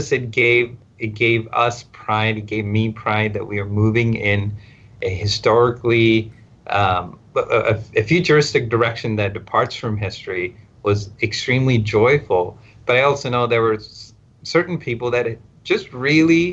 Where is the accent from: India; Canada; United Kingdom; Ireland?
India; English is a second language; moved away as an adult; also born or lived in Stafford, Texas, United States / Southwest Virginia, United States; now in United States; Then I went back to India